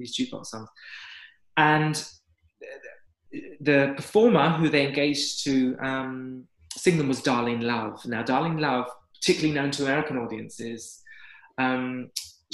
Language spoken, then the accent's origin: English; London, United Kingdom; as a Londoner